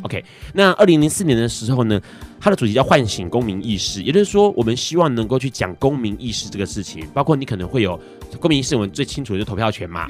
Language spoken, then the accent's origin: Chinese; Hong Kong; 我是来自香港的